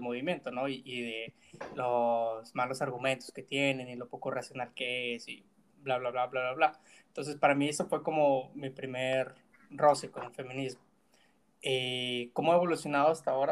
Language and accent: Spanish; Monterrey, Nuevo León, Mexico; crecí en Monterrey